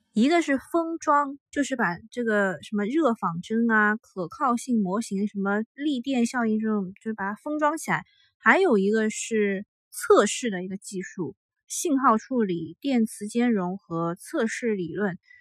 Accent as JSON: {"language": "Chinese", "region": "Shanghai", "country": "China", "tie": "born or raised there", "said": "上海是我土生土长的城市"}